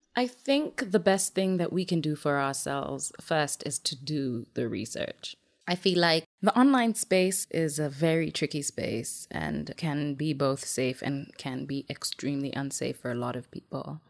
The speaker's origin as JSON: {"language": "English", "country": "Kenya", "tie": "born or raised there", "said": "I was born and raised in Kenya"}